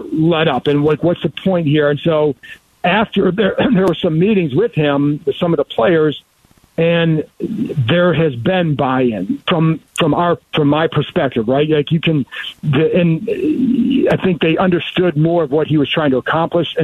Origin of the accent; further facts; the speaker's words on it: Cleveland, Ohio, United States; moved away; I grew up in Cleveland